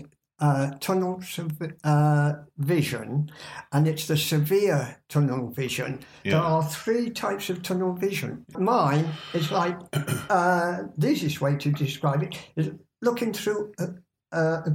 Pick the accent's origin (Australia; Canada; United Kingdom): United Kingdom; Birmingham, West Midlands; moved away as an adult; also born or lived in Brighton / Portsmouth; Mum and we moved to Brighton from Birmingham. We left Birmingham when I was 21.